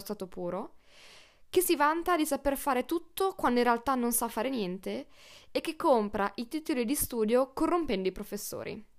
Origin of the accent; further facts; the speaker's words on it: northern Italy, Italy; io sono una polentona